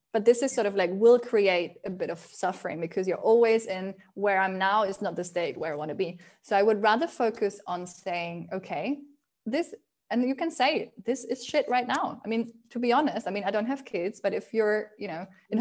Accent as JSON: {"language": "English", "country": "Spain", "tie": "born or raised there", "also_born_or_lived": "Germany", "moved": "yes", "said": "when I grew up in Spain"}